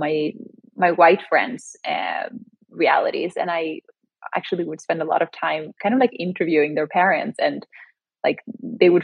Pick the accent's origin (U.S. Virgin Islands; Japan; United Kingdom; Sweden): Sweden; moved away as an adult; also born or lived in Chile (ancestry); now in New York City, United States; I grew up in Sweden, but both my parents are from Chile